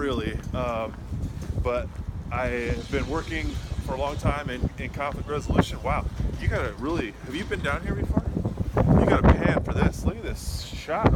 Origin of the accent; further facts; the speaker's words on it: California, United States; now in Washington, D.C., United States; I'm originally from California, so my family is still there